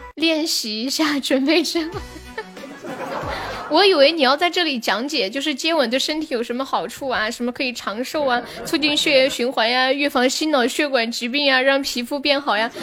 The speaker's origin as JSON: {"language": "Chinese", "region": "Chongqing", "country": "China", "accent": "Sichuanese", "said": "你晓得我也是重庆的哇？"}